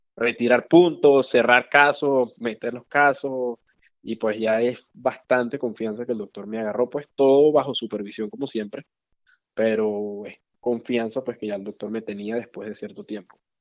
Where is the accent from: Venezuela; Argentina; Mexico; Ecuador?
Venezuela; moved away as an adult; now in Chicago, United States; nací y crecí en Venezuela, fui a la escuela de medicina allá